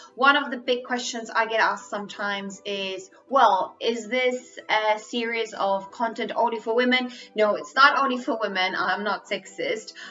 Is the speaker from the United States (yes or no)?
no; Spain; English is a second language; I'm Spanish, English is my third language